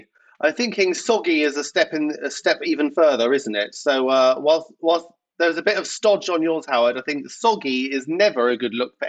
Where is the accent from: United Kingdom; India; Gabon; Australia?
United Kingdom; England; No, I'm just English, honey. I did one of those 23andMe. I'm just English.